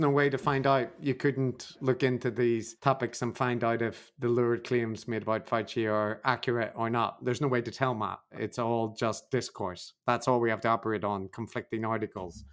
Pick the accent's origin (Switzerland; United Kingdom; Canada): United Kingdom; Northern Irish, Northern Ireland; I'm Northern Irish in my soul